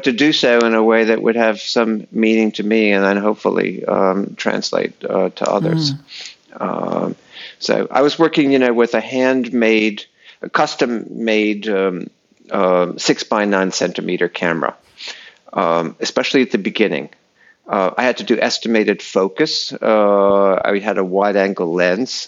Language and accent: English; New England, United States; moved away; I grew up in New England.